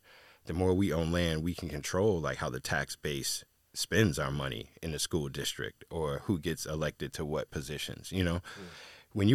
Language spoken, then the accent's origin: English; East Coast, United States; I never thought about being out there. I'm from the East Coast.